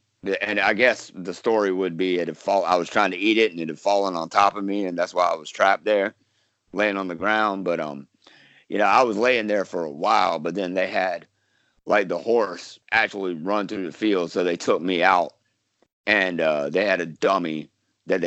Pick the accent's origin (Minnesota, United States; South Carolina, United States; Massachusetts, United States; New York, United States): South Carolina, United States; Florence; accent: Southern; now in Georgia, United States; I can do a Southern accent because I was born in Florence, South Carolina. I live in Georgia now